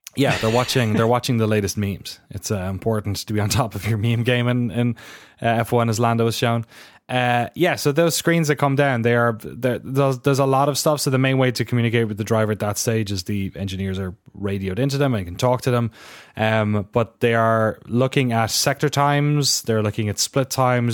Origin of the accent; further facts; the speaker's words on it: Ireland; accent: weird Irish; my weird Irish accent.